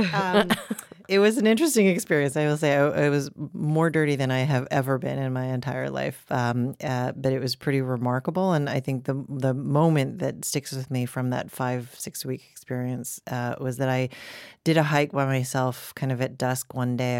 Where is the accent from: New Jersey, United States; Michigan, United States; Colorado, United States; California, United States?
Colorado, United States; Boulder; I grew up in Boulder, Colorado.